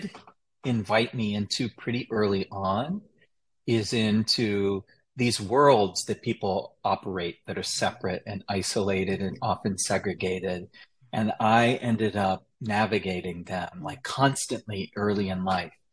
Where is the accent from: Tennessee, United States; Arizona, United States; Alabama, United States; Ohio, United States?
Tennessee, United States; Chattanooga; I grew up in Chattanooga, Tennessee